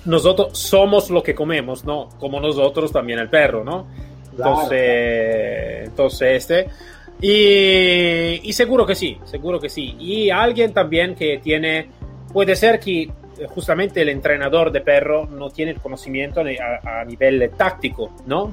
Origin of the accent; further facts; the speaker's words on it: Italy; Spanish is a second language; somos todos latinos, eh, italiano